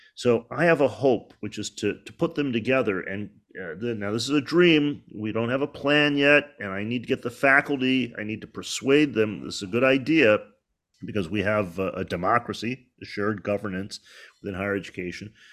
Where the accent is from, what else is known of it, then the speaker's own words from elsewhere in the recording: Detroit, Michigan, United States; moved away; I grew up in Detroit